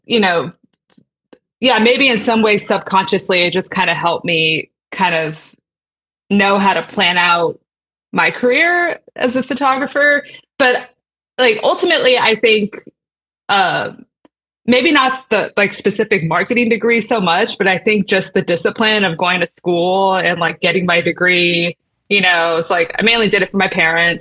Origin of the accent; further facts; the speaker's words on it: San Antonio, Texas, United States; I grew up in San Antonio